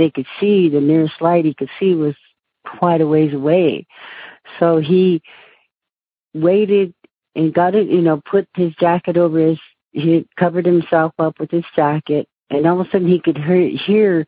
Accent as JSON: {"language": "English", "country": "United States", "said": "I lived in the city, and I'm Native American."}